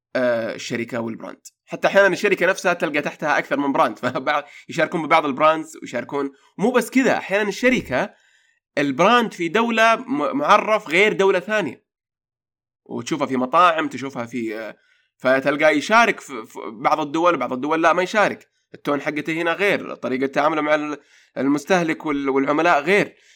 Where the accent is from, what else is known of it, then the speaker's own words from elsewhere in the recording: Saudi Arabia; عندنا في السعودية